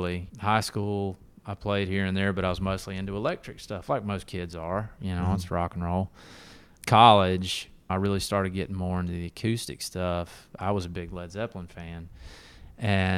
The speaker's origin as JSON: {"language": "English", "town": "Bainbridge", "region": "Georgia", "country": "United States", "tie": "born or raised there", "also_born_or_lived": "Tallahassee, Florida / Athens, Georgia / Atlanta, Georgia / Denver, Colorado", "moved": "as an adult", "lives_now": "Nashville, United States", "said": "I was born in Tallahassee, Florida, but my parents at the time were living in Bainbridge, Georgia"}